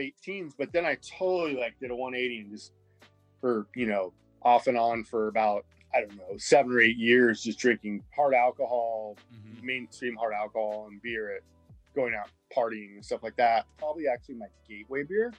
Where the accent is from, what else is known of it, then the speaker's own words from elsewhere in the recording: Goleta, California, United States; now in Los Angeles, United States; I grew up in like on the Central Coast, in the Goleta, Santa Barbara area